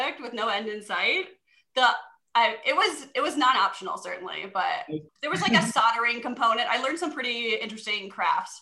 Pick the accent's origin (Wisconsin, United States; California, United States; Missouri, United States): Wisconsin, United States; Madison; also born or lived in Minnesota; I'm from Madison originally. I went to West High School right down by Camp Randall